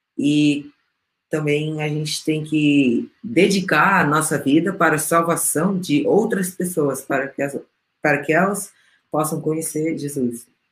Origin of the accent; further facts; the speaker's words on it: Peru; moved away; eu também falo espanhol, né, eu sou peruana